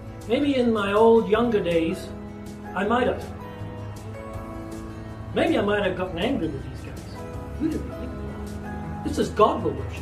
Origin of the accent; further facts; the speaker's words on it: Scotland, United Kingdom; I was born in Scotland